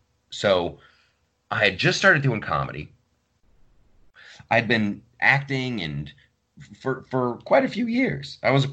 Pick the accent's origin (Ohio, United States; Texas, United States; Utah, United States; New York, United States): Ohio, United States; Southern; accent: Southern Ohio; moved away; also born or lived in Columbus, Ohio; a late 90s me with my Southern Ohio accent.